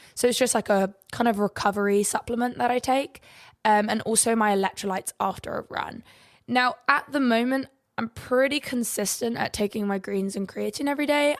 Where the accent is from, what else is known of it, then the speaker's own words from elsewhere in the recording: England, United Kingdom; we have beautiful sunrises and sunsets in England